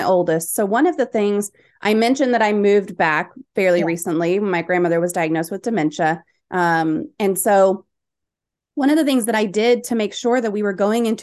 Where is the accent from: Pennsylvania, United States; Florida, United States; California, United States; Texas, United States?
Texas, United States; North; I'm from Texas. I live in North Texas. I was born here, raised here.